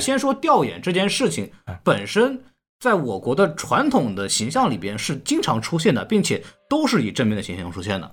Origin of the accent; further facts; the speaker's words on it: China; now in United States; 我中国人